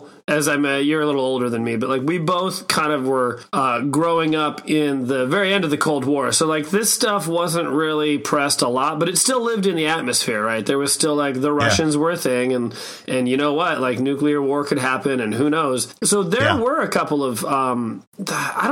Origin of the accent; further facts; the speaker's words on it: Omaha, Nebraska, United States; I grew up in Omaha, Nebraska